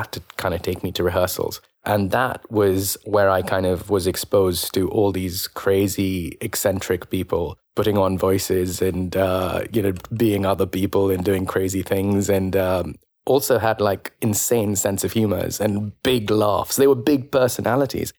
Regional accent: India; moved away as an adult; now in London, United Kingdom; growing up in India

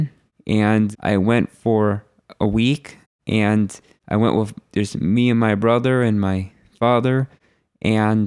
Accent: Naples, Florida, United States; I was born and raised in Naples, Florida.

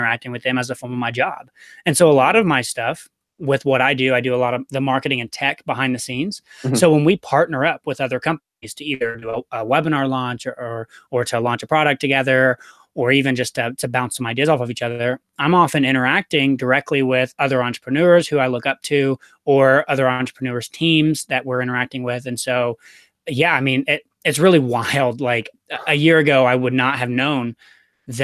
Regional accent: Chattanooga, Tennessee, United States; moved away; I'm from Chattanooga.

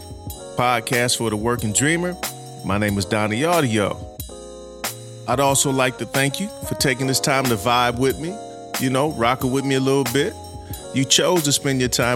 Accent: Los Angeles, California, United States; I'm born and raised in South Central L.A.

